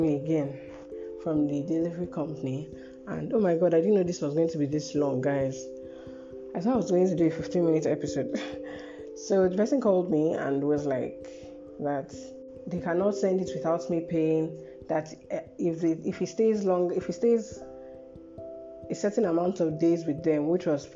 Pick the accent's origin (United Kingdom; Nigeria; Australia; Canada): Nigeria; I'm a Nigerian